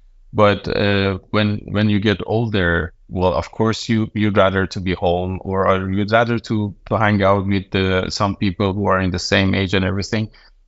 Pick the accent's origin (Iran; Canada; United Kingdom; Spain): Iran; now in Denmark; I'm from Iran, and I moved to Denmark 4 years ago